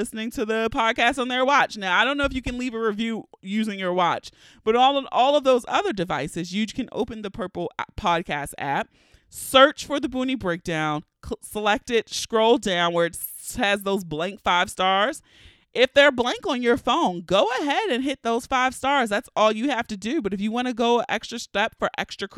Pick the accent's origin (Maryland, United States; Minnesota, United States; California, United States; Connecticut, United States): Maryland, United States; Baltimore; I'm a West Baltimore, born and raised